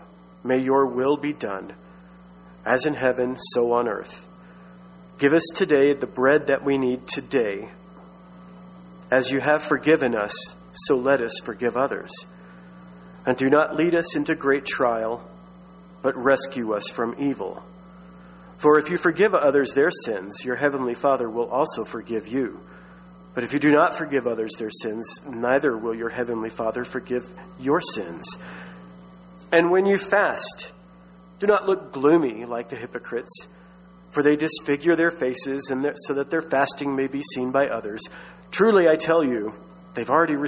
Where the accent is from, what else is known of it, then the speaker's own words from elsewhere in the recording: Texas, United States; I grew up in Baptist Texas